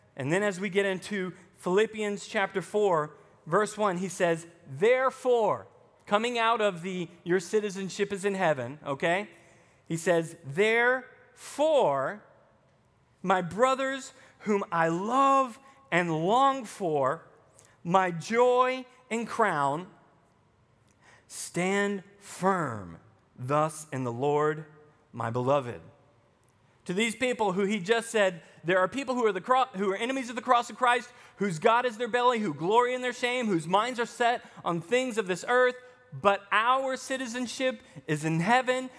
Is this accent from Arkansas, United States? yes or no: yes; Arkansas, United States; accent: Southern; moved away as an adult; also born or lived in Texas; I spent twelve years growing up in Arkansas, and then I go to Texas for seven years before I came here